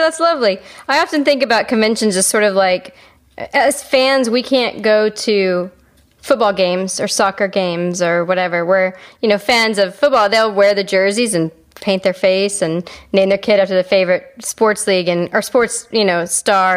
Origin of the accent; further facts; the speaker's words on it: Calgary, Alberta, Canada; moved away; I spent um, uh, junior high and high school. We, I lived in Calgary